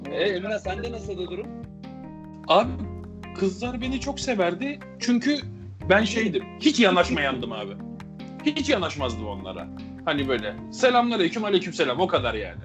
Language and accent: Turkish; Rami, Istanbul, Turkey; Ben Ramiliyiz